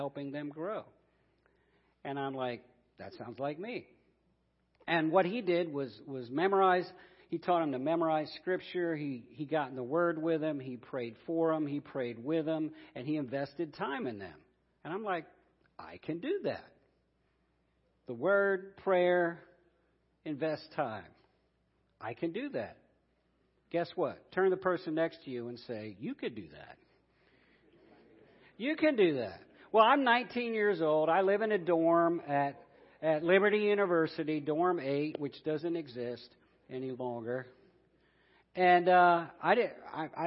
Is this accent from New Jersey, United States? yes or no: no; Columbus, Ohio, United States; I'm from Columbus, Ohio, so I'm a Buckeye